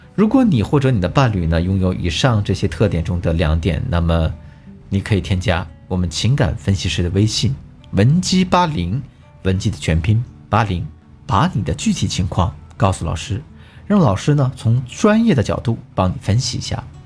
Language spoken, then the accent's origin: Chinese; China; 但我们中国人呢，比较矜持